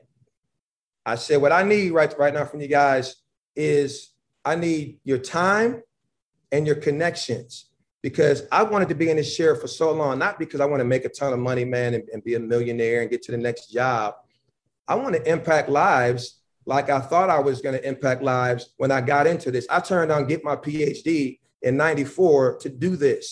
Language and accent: English; Buffalo, New York, United States; moved away; also born or lived in Georgia / North Carolina; I'm from Buffalo, New York. And I've had a lot of fights growing up as a young person when I was a teenager